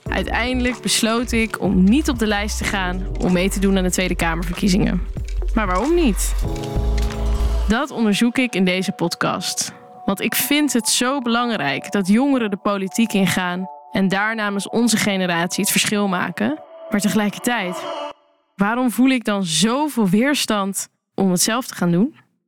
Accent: Rotterdam, South Holland, Netherlands; Ik ben 29 jaar en ik kom uit Rotterdam

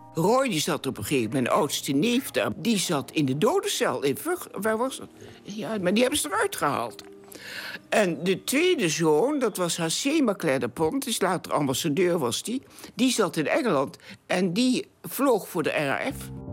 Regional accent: Hengelo, Overijssel, Netherlands; now in Enschede, Netherlands; En ik ben geboren in Hengelo, 8 november 1921

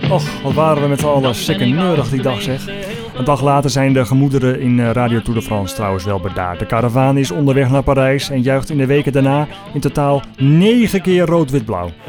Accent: North Holland, Netherlands; Ik was toen een jaar of 10, 12 en toen heb ik ontmoet daar thuis bij ons in het Noord-Holland, in het Noord-Hollandse Dreven, een zekere Jack van Dam.

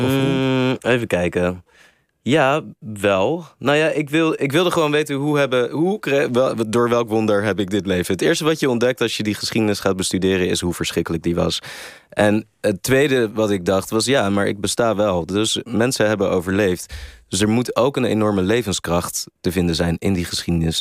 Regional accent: Netherlands; ik als Nederlander

